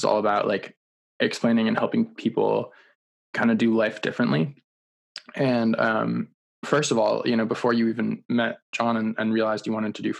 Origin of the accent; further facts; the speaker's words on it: the Berkshires, Massachusetts, United States; we are from the same hometown in the Berkshires in Massachusetts